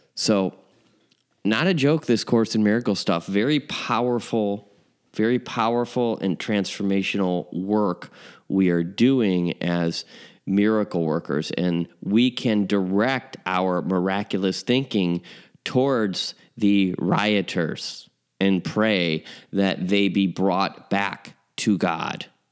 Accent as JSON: {"language": "English", "town": "Chicago", "region": "Illinois", "country": "United States", "tie": "born or raised there", "said": "my hometown, uh, Chicago."}